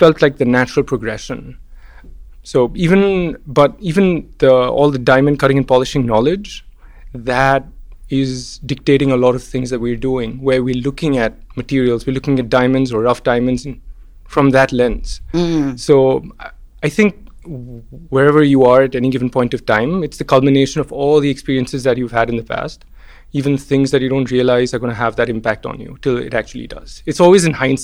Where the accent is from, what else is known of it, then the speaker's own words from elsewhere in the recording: Mumbai, Maharashtra, India; moved away as an adult; also born or lived in Pittsburgh, United States; where I grew up in Bombay